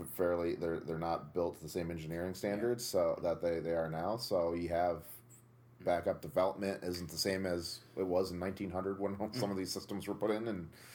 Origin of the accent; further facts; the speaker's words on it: Tunkhannock, Pennsylvania, United States; our high school mascot was a Tunkhannock tiger